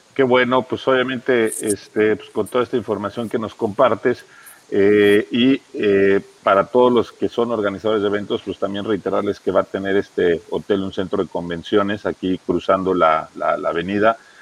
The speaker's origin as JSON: {"language": "Spanish", "country": "Mexico", "said": "todos los que somos de México"}